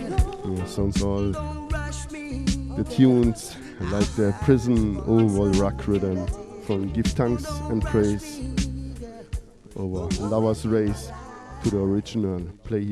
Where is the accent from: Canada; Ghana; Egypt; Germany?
Germany; Konstanz, Baden-Württemberg; English is a second language; my hometown, it's not Cologne, it's Konstanz